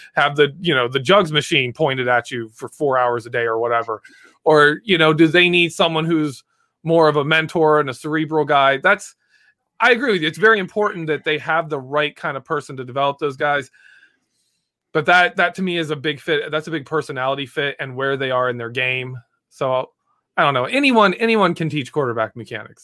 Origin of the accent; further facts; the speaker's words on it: Michigan, United States; I am from Michigan